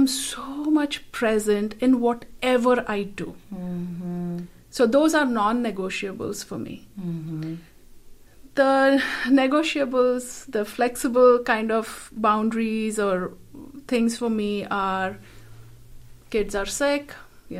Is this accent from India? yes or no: yes; India; moved away; Growing up in a culture that I grew up in India